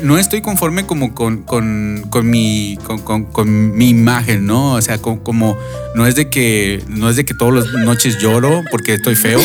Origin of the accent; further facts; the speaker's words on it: Monterrey, Nuevo León, Mexico; now in Phoenix, United States; donde yo crecí